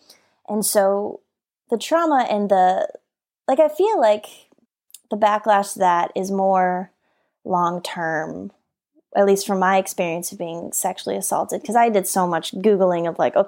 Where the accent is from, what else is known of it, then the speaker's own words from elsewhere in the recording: Colorado, United States; now in California, United States; which made me decide I wanted to move to California because I grew up in Colorado where there are no dolphins there.